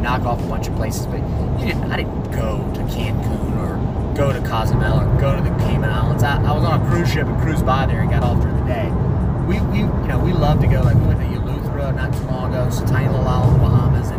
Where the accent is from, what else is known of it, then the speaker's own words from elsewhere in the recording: South Carolina, United States; I'm from South Carolina